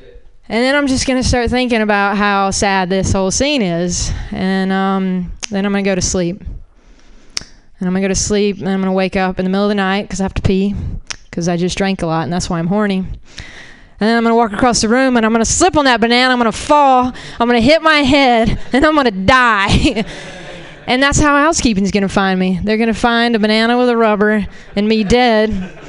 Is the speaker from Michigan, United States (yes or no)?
no; Florida, United States; I'm a Southerner. Florida doesn't count, I guess.